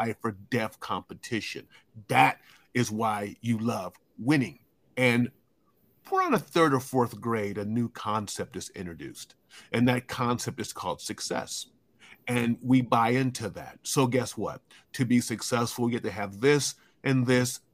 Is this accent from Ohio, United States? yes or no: yes; Columbus, Ohio, United States; I'm from Columbus, Ohio, USA